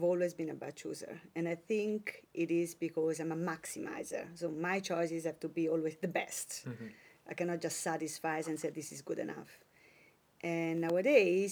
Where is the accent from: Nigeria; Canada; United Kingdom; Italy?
Italy; born or raised there; moved away